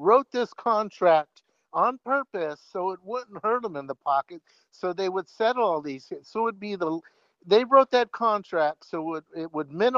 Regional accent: Bay Area, California, United States; I'm from the Bay Area

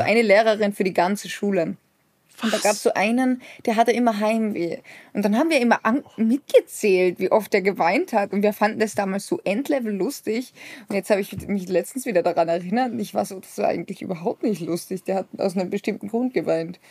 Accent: Austria; als Österreicher

